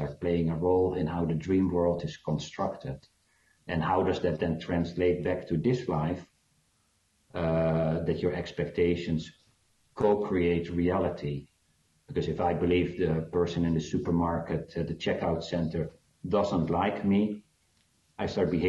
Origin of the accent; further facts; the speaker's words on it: South Africa; born there; Yeah, because I was born in South Africa